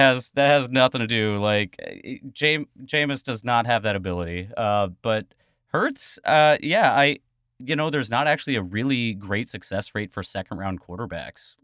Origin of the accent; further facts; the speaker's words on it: Texas, United States; now in Boston, United States; We are from Texas